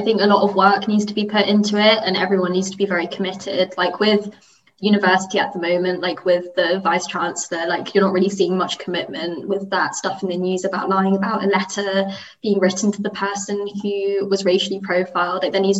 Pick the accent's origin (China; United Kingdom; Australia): United Kingdom; And, you know, I'm just as British as they are, but, like, the way we were talking about it, like, when I spoke, it seemed a bit uncomfortable.